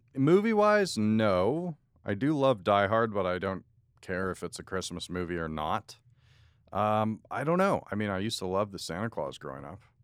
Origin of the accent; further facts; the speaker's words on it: outside of Toronto, Ontario, Canada; growing up outside of Toronto